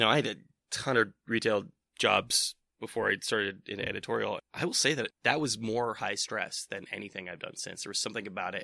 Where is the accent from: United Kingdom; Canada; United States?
United States; East Bay, California; I'm from the Bay Area, uh, like, so I'm from the East Bay